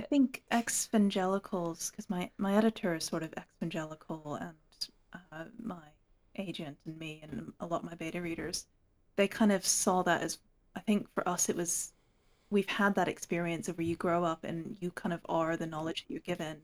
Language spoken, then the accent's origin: English; Hong Kong; also born or lived in United States; now in England, United Kingdom; I was born in the States. I grew up in Hong Kong. I now live in the north of England